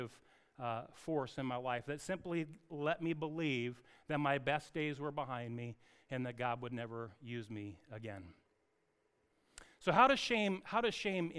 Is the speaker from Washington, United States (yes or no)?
yes; Anacortes, Washington, United States; I grew up in Anacortes with an Evans family